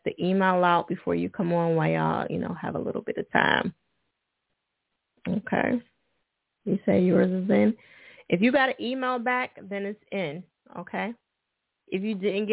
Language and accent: English; New Jersey, United States; Jersey. All right. Okay. That's my home state